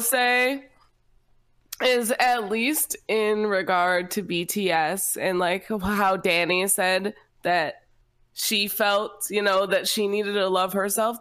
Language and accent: English; United States; as an American